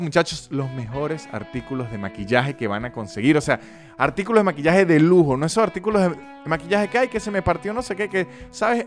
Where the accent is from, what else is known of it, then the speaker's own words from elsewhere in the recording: San Cristóbal, Táchira, Venezuela; accent: San Cristóbal; yo tengo todavía el acento de San Cristóbal